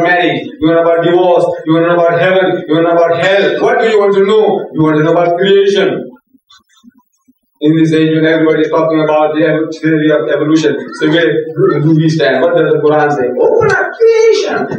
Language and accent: English; India; English is a second language; moved away; also born or lived in South Africa; my people coming from my village in India, speaking my mother tongue, relations of mine